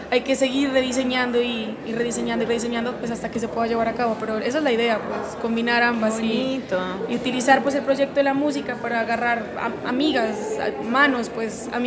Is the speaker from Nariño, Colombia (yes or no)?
yes; Pasto, Nariño, Colombia; entonces después volvimos para Pasto y me crié allá en Pasto